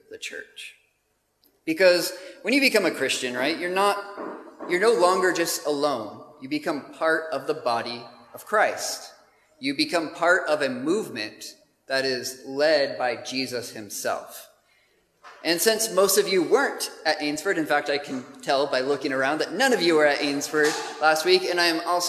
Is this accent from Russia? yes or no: no; United States; moved away as an adult; now in Gravesend, United Kingdom; as you can tell from my accent, we have not come from some other part of the UK, but we are from the States originally. But we've been living in the UK for about 3 years now